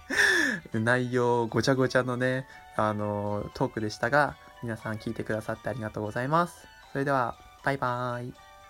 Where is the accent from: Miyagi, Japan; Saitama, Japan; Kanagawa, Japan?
Miyagi, Japan; 地元の宮城のですね